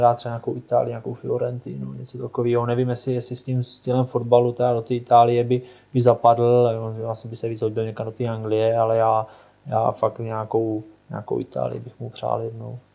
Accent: Czechia

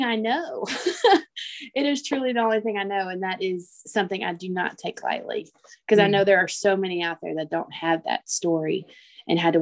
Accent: Arkansas, United States; moved away as an adult; now in Lake Charles, United States; I'm from Arkansas. I was there for 26 years.

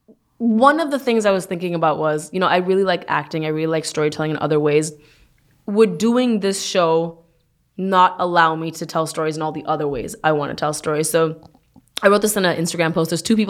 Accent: Canada; moved away as an adult; now in United States; You know, I moved from Canada 5 years ago. And there have been a lot of things. You know, Canada and U.S., they're right next to each other.

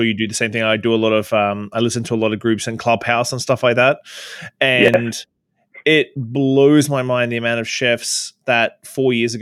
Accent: Victoria, British Columbia, Canada; We're definitely feeling it in my hometown.

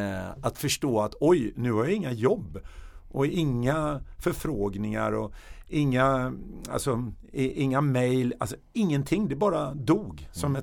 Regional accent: Stockholm, Stockholm County, Sweden; also born or lived in Gothenburg; där växte jag upp eh, i en söderförort i Högdalen mellan jag var 8 år till jag var 20.

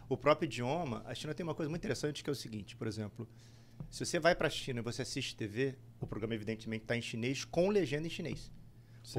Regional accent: Rio de Janeiro, Brazil; moved away as an adult; also born or lived in Recife; now in United States; Eu sou do Rio

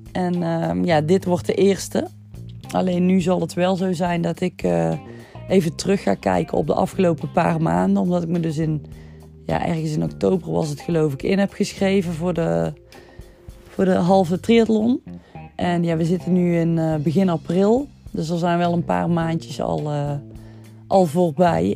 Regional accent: Hapert, North Brabant, Netherlands; ik kom uit Hapert

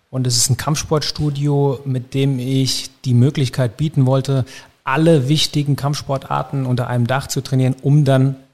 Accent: Erlensee, Hesse, Germany; also born or lived in Hanau; Sind sie. Ich bin dann groß geworden in Erlensee, aber habe meine Jugend vor allen Dingen hier in Hanau verbracht. Auch meine kampfsportliche Zeit habe ich in Hanau verbracht

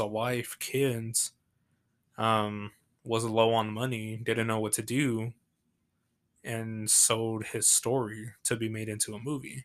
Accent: San Angelo, Texas, United States; accent: Southern; I'm from Texas, from San Angelo

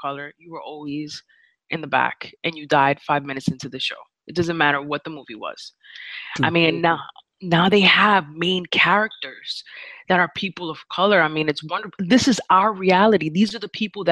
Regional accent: New York, United States; I'm from New York

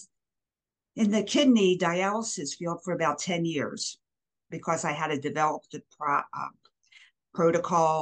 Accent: Baltimore, Maryland, United States; also born or lived in Philadelphia, Pennsylvania; now in Waynesville, United States; I was born and raised in Baltimore, but I lived most of my life in Philadelphia

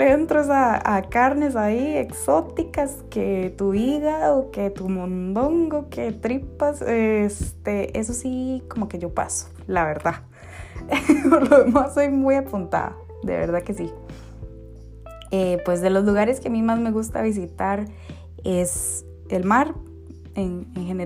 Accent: Costa Rica; born there; also born or lived in Guatemala; Yo soy mujer costarricense de nacimiento, costarricense

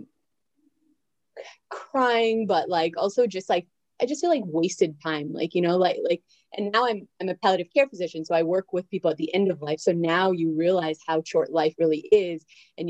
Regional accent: outside of Toronto, Ontario, Canada; moved away as an adult; now in Maryland, United States; I grew up outside of Toronto, actually.

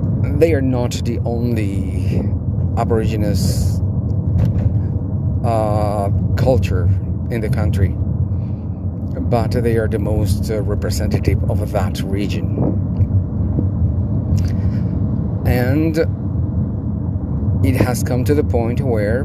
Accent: Bolivia; I live and I am from Bolivia

